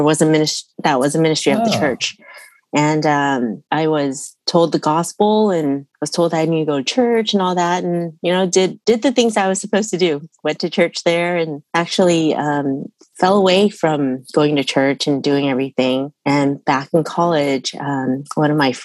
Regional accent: Bay Area, California, United States; also born or lived in Utah; I grew up here in the Bay Area. I was born in Utah, actually, but I moved here when I was a month old.

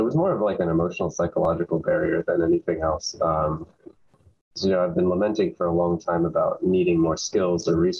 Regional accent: Davis, California, United States; also born or lived in Berkeley, California; now in Los Angeles, United States; I grew up in Davis, California, close to Sacramento.

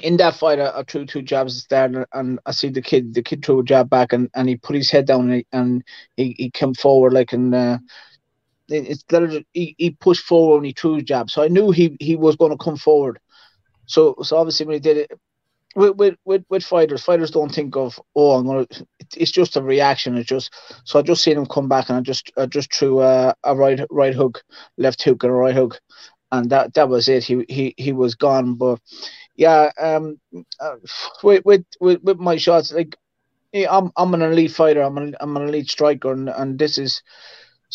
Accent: Ireland; Yeah, I'm an Irish traveler.

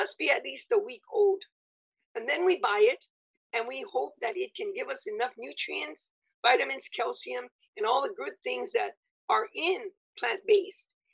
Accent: west side of Oahu, Hawaii, United States; also born or lived in Hong Kong; I'm a West Side chick. I was born and raised in Maui on the west side of Oahu

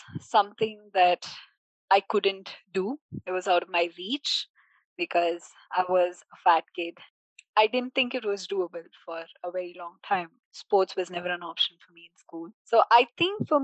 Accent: Bangalore, Karnataka, India; I was born in Bangalore, lived here for most of my life

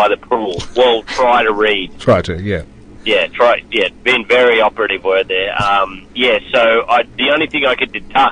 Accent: Boomi, New South Wales, Australia; I grew up in Boomai, which is a small town just near Moree. It's on the New South Wales-Queensland border.

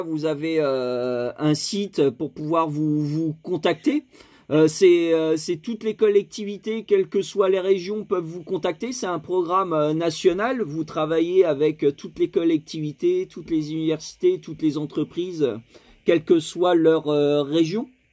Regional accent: Hauts-de-France, France; je suis des Hauts-de-France.

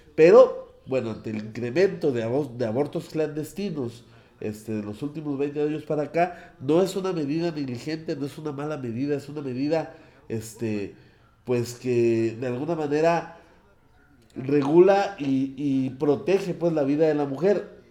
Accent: Mexico; somos los mexicanos

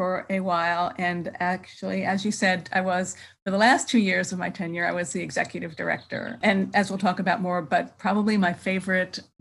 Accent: Philadelphia, Pennsylvania, United States; moved away as an adult; now in San Francisco Bay Area, United States; I'm from Philadelphia, but I've been in the Bay Area for more than 30 years now

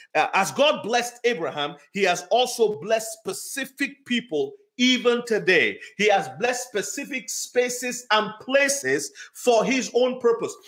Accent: Nigeria; moved away; I grew up in Nigeria

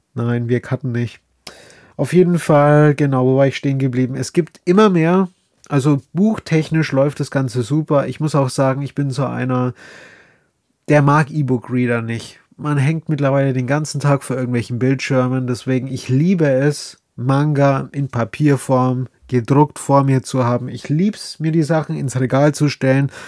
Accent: Bavaria, Germany; accent: Bavarian dialect; mit dem Dialekt. Ja, ich komme aus Bayern.

